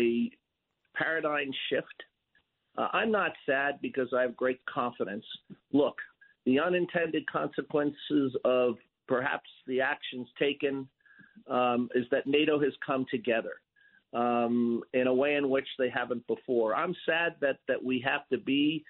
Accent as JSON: {"language": "English", "region": "New York", "country": "United States", "said": "as a New Yorker"}